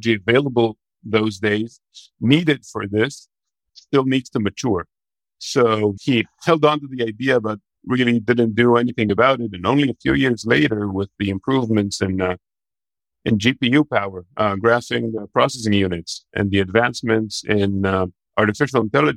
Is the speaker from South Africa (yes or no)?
no; Israel; moved away as an adult; now in United States; I'm from Israel, but I'm currently living in the U.S.